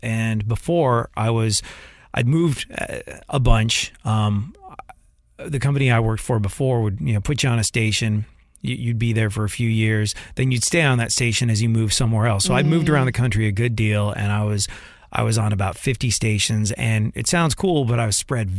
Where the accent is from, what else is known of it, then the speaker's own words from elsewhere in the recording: London, United Kingdom; I grew up in London and I remember being at concerts back in the day when I was a kid